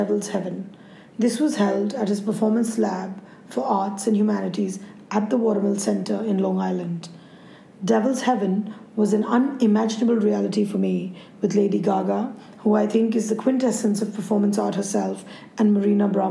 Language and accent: English; India; I'm an Indian journalist and photographer